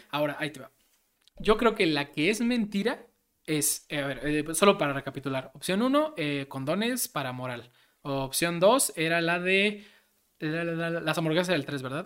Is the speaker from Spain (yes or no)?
no; Mexico; Como mexicano